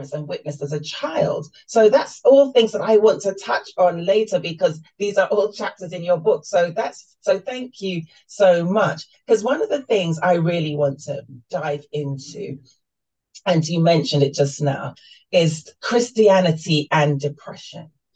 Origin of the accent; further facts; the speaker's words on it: London, United Kingdom; I'm born and raised in London, but my mother's from Jamaica